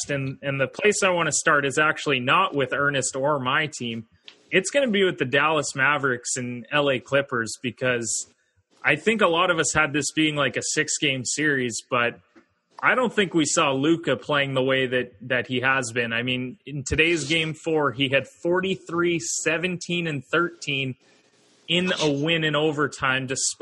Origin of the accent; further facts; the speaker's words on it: Canada; I'm Canadian